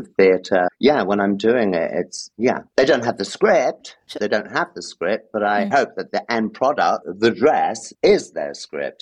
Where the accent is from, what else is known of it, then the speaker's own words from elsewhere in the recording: London, United Kingdom; moved away as an adult; also born or lived in Gibraltar; now in Paris, France; I grew up in London, but it was South London